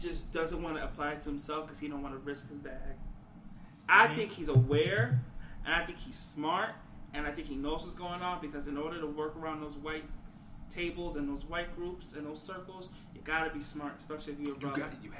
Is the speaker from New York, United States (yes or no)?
yes; New York, United States; I come from New York. To say that, shit, I come from New York.